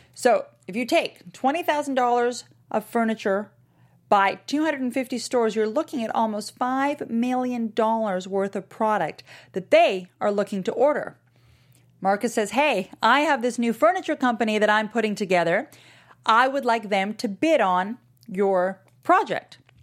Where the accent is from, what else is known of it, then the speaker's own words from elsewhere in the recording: Canada; now in Miami, United States; I'm Canadian